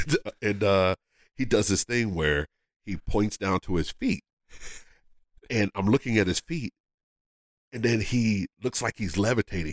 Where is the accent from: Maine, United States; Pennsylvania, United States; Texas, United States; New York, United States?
Pennsylvania, United States; Philadelphia; I'm from Philadelphia